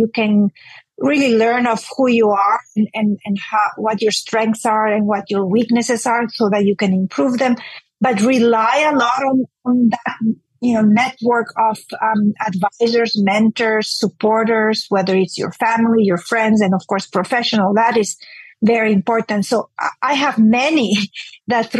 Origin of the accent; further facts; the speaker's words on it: Honduras; moved away as an adult; now in Houston, United States; I grew up in Honduras, which is a Central American country